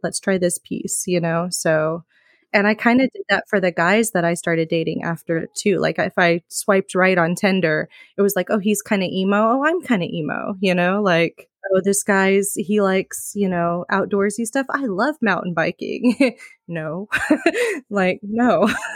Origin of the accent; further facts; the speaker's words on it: Midwest, United States; moved away as an adult; now in California, United States; I'm originally from the Midwest